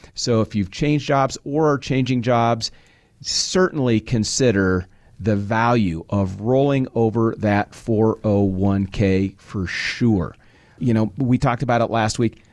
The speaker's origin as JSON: {"language": "English", "region": "Nebraska", "country": "United States", "tie": "born or raised there", "said": "I was born and raised in Nebraska."}